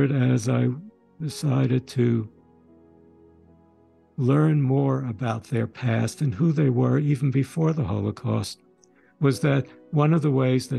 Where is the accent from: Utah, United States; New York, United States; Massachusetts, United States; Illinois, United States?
New York, United States; New York City; also born or lived in Sweden / Westchester County, New York; We grew up in Brooklyn, in the New York area. But again, as I said, we were born in Sweden